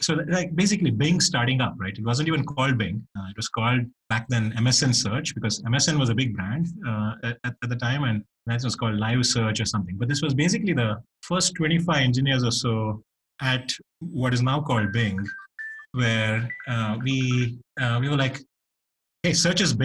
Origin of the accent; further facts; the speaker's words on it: Bangalore, Karnataka, India; moved away; it was even rarer when I grew up in India in Bangalore